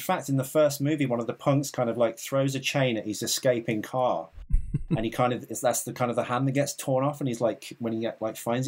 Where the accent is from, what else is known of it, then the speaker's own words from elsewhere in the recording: England, United Kingdom; I'm from England. I'm from England.